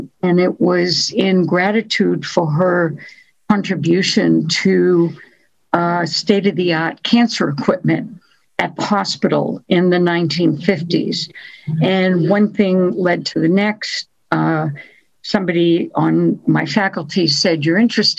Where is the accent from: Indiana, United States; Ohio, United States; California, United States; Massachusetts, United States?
Massachusetts, United States; New England; when one is born in New England, Massachusetts